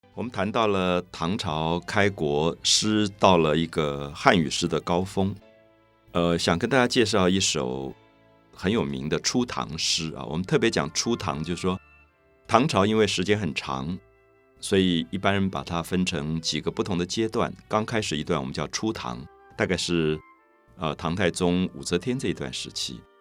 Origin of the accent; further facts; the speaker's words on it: Taiwan; 然后你觉得我来自台湾